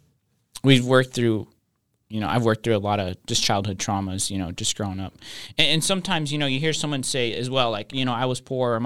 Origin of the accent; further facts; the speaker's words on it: Reno, Nevada, United States; moved away; I grew up in Reno, Nevada, the beautiful city of Reno, Nevada.